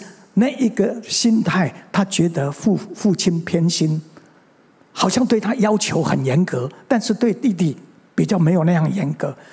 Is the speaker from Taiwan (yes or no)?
yes; Mingjian, Nantou County, Taiwan; also born or lived in Xinwu, Taoyuan; 其实我生下来， 我是生在南投的民间乡的一个乡下